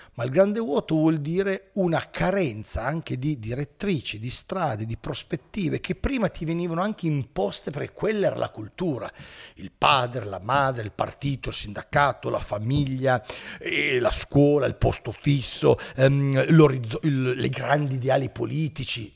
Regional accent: Turin, Piedmont, Italy; io sono di Torino

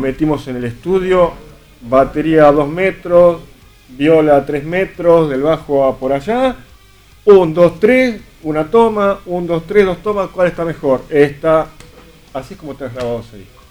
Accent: Burlingame, Buenos Aires Province, Argentina; Nací ahí, estuve, viví un año ahí? viví un año de pequeñito y después fuimos a vivir a otro barrio, a Burlingame

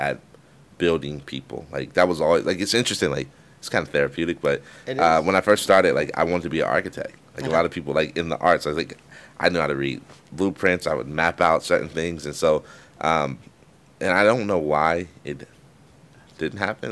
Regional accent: Palo Alto, California, United States; I grew up in Palo Alto.

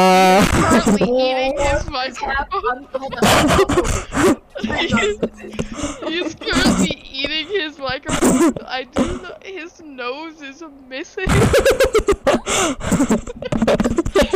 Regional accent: Washington, United States; I'm from Washington.

